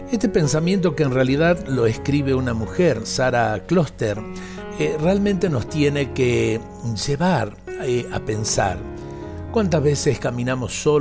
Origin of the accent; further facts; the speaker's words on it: Argentina; Qué bello pensar en esa cualidad que tenemos los argentinos.